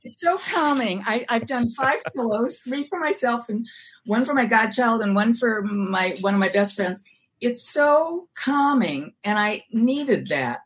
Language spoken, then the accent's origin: English; Milwaukee, Wisconsin, United States; moved away; also born or lived in New York; I'm from Milwaukee.